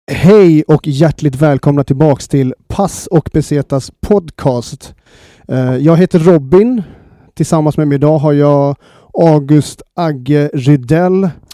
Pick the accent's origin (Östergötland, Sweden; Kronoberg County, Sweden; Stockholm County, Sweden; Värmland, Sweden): Stockholm County, Sweden; Stockholm; jag kommer från Årsta.